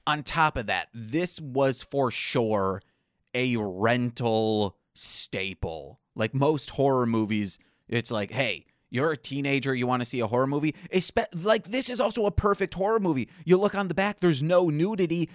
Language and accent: English; Michigan, United States; born and raised in Michigan